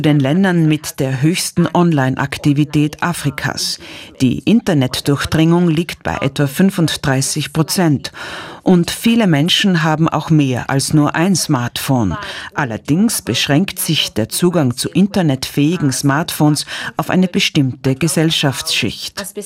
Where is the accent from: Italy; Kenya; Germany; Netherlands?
Kenya; moved away as an adult; also born or lived in United States; meine Heimat Kenia